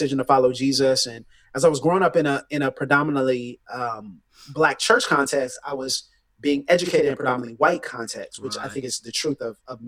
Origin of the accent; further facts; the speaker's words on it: Pensacola, Florida, United States; I'm from Pensacola, Florida, which Florida is the panhandle of the states.